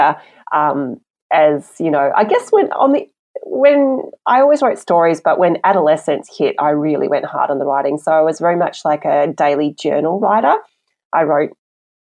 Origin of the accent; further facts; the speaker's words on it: Australia; I'm Chinese Australian. So especially in primary school, you know, I really felt culturally like I didn't fit in anywhere